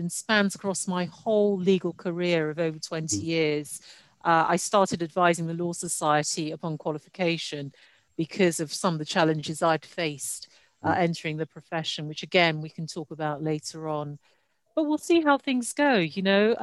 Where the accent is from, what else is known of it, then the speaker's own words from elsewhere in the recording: United Kingdom; also born or lived in Nigeria; I moved to the UK when I was 8 for educational purposes